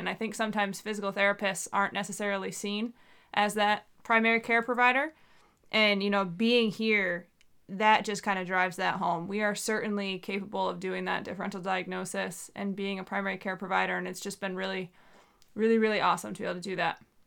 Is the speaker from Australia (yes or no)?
no; New York, United States; moved away as an adult; now in Southeast Alaska, United States; I'm from New York